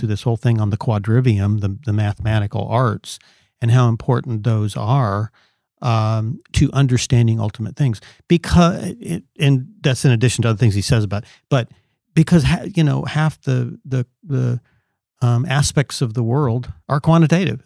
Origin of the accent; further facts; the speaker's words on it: Southern California, United States; I grew up in Southern California